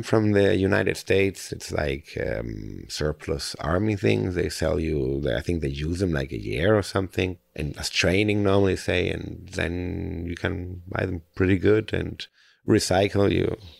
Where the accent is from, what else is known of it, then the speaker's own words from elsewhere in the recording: Spain; also born or lived in Germany; now in Costa Rica; I'm German. I grew up in Spain, and now the last sixteen years I live in Costa Rica